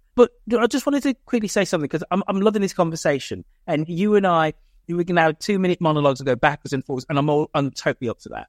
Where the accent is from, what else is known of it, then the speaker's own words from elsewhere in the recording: United Kingdom; also born or lived in San Francisco, United States / Oakland, United States; as a Brit going there for the first time in twenty fourteen